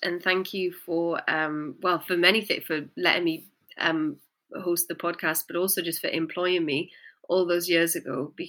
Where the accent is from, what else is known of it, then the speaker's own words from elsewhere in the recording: Newcastle, North East England, United Kingdom; I'd had such a chip on my shoulder about being from the Northeast, because I'm from Newcastle. And, you know, my accent's kind of not deliberately cleaned itself up over the years.